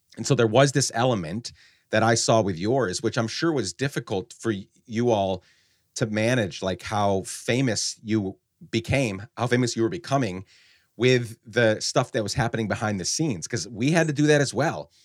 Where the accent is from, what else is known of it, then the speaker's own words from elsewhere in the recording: Guatemala; moved away; also born or lived in upstate New York, United States; I was born in upstate New York, but we actu-, I grew up in Guatemala